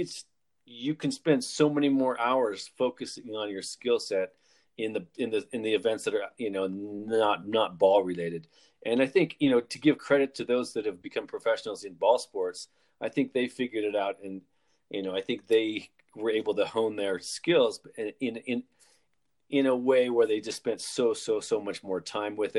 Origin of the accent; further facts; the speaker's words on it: Salt Lake City, Utah, United States; From Salt Lake City, but not of Salt Lake City. That's in Utah